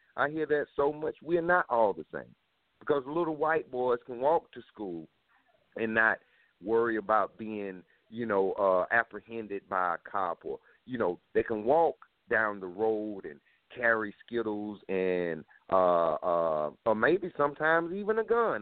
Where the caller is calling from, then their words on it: South Carolina, United States; I'm calling from South Carolina